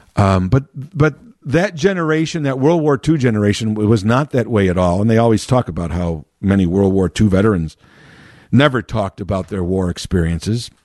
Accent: Chicago, Illinois, United States; born and raised in Chicago, been living, uh, always around the city

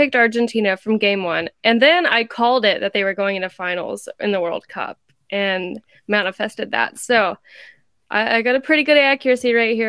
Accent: Fort Worth, Texas, United States; I'm a TCU hater at heart, but I am also born and raised in Fort Worth, right?

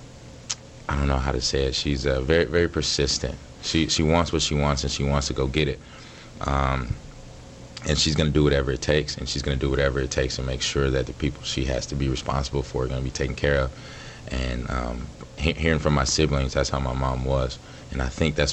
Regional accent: Dallas, Texas, United States; moved away as an adult; also born or lived in Jackson, Mississippi / Atlanta, Georgia / Houston, Texas / Stanford, California; now in Green Bay, United States; I believe it was in kindergarten when we moved to Dallas, and been in Dallas ever since

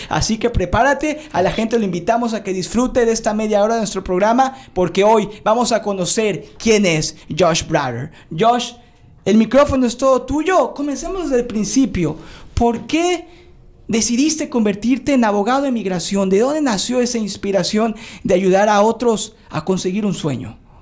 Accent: Mexico; now in United States; yo soy inmigrante de México

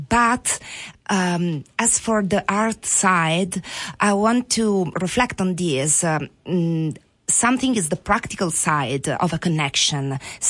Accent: Italy; English is a second language; Oh, sorry … from Italy.

